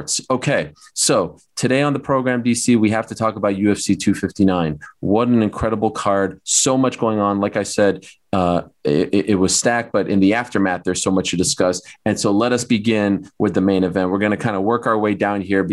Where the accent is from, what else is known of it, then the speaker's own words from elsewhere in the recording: Canada; I'm from Canada